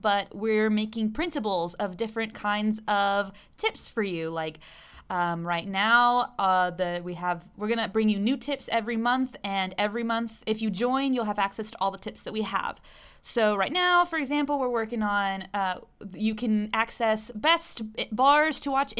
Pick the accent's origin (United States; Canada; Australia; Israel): United States; Arkansas; now in Chile; I'm from Arkansas.